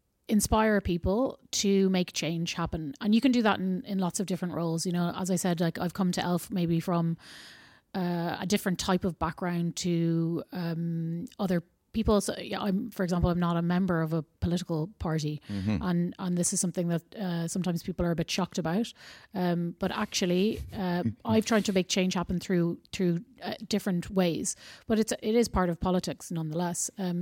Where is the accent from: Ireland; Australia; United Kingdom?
Ireland; I'm obviously from Ireland.